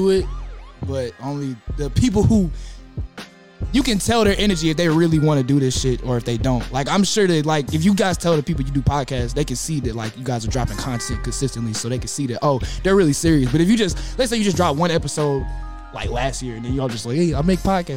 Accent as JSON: {"language": "English", "town": "Stone Mountain", "region": "Georgia", "country": "United States", "tie": "born or raised there", "also_born_or_lived": "Gwinnett County, Georgia", "said": "Cause I'm from Stone Mountain. I went to high school in Gwinnett, so it was out in the outskirts"}